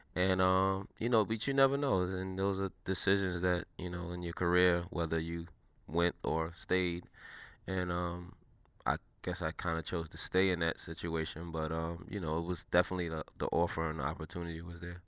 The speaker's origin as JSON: {"language": "English", "town": "New York City", "region": "New York", "country": "United States", "tie": "born or raised there", "said": "I'm from New York City, a inner city kid"}